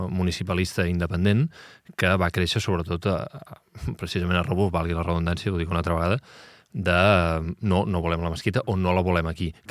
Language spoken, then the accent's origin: Catalan; Premià de Mar, Catalonia, Spain; jo que sóc de Premià de Mar